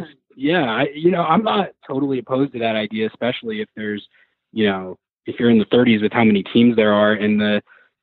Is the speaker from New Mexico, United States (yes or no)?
yes; Santa Fe, New Mexico, United States; moved away; I'm actually originally from Santa Fe, New Mexico